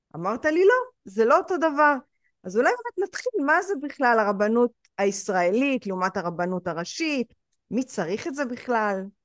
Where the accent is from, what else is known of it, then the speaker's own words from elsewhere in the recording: Israel; אני ישראלית, ההורים שלי ישראלים